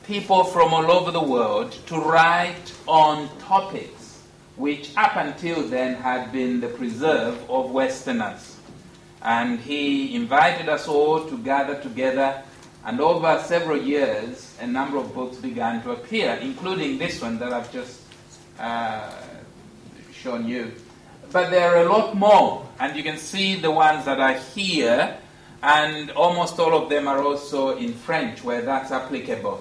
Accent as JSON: {"language": "English", "country": "Zambia", "tie": "born or raised there", "said": "when I was born in Northern Rhodesia"}